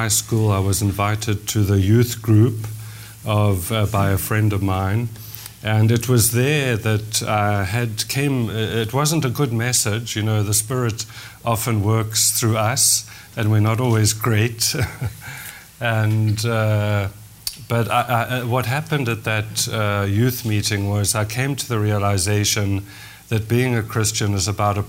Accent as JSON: {"language": "English", "country": "South Africa", "tie": "born or raised there", "first_language": "English", "moved": "yes", "lives_now": "Canada", "said": "I grew up in South Africa, in the English community in South Africa."}